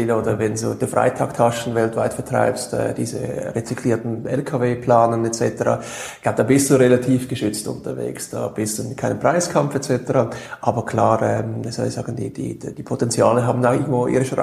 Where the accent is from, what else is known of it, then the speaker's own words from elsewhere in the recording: Switzerland; als Schweizer, doch habe ich überhaupt keine Berührungsängste mehr im Ausland